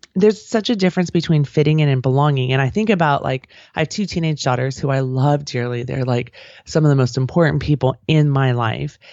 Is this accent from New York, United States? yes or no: no; outside of San Francisco, California, United States; I grew up outside of San Francisco